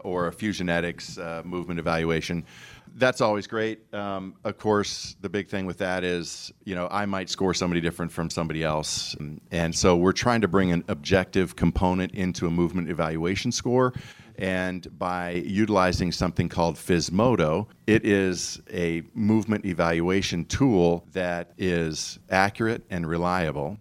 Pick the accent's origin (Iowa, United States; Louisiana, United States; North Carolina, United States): Iowa, United States; also born or lived in Tucson, Arizona; now in Knoxville, United States; growing up in Iowa